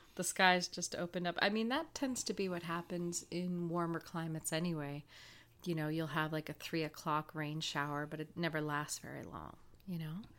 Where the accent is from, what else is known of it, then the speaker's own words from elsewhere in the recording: Woodstock, New Brunswick, Canada; my hometown in Woodstock, New Brunswick